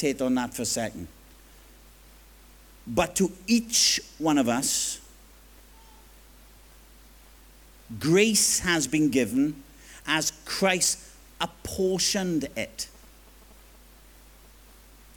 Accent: Swansea, Wales, United Kingdom; accent: Swansea Jack; Swansea Jack lingo

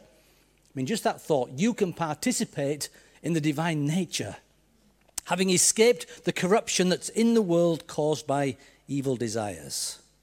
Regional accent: Yorkshire and the Humber, United Kingdom; accent: Yorkshire; this strange Yorkshireman before. So I, I hope you can tune into my accent.

